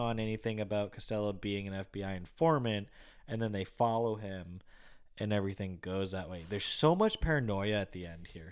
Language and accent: English; Massachusetts, United States; I'm not from Boston, but being from Massachusetts, you obviously hear the accent